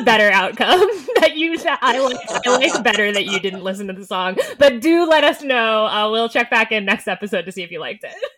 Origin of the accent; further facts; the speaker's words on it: Boston, Massachusetts, United States; moved away; also born or lived in New York; we went to school in New York and I'm from Boston.